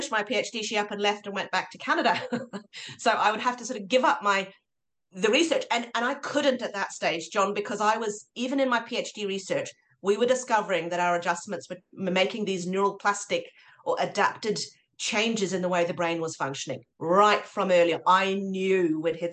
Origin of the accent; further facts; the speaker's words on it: Norway; moved away as an adult; also born or lived in Oslo; now in New Zealand; my dad's Norwegian, but I grew up in Norway